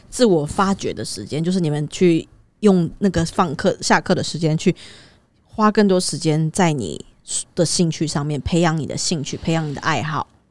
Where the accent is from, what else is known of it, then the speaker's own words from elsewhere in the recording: Taiwan; 以我就是一个土生土长的台湾人，然后我去国外这样子的经验